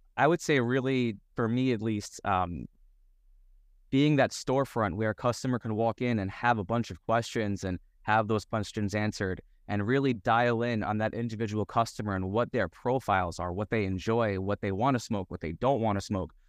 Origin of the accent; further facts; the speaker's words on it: Yonkers, New York, United States; moved away as an adult; also born or lived in Seattle; I'm born and raised in New York in Yonkers